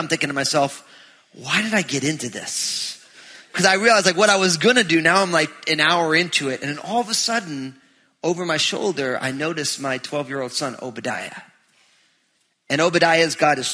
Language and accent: English; New Jersey, United States; moved away; I'm from New Jersey